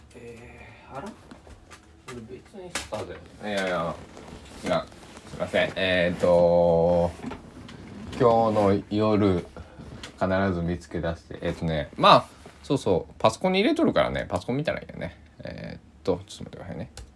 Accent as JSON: {"language": "Japanese", "town": "Susaki", "region": "Kochi", "country": "Japan", "tie": "born or raised there", "said": "須崎の僕の地元"}